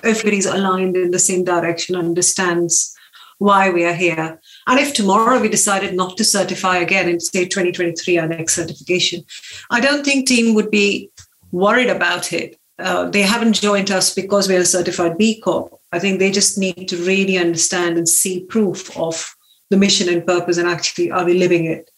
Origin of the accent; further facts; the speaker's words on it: India; moved away as an adult; also born or lived in Lancaster, United Kingdom; now in Sway, United Kingdom; I grew up in India